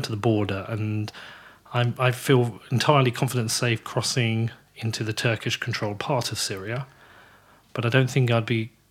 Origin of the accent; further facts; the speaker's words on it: Bedford, East of England, United Kingdom; but you knew I was from Bedford already.